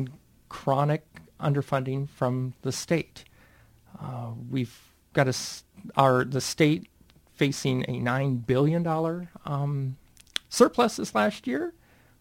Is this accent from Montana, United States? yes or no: yes; Montana, United States; moved away as an adult; now in Northfield, United States; I'm originally from Montana